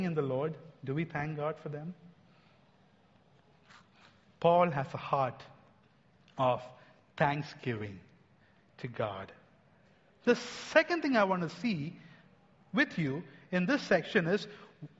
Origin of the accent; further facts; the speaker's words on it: India; I'm an Indian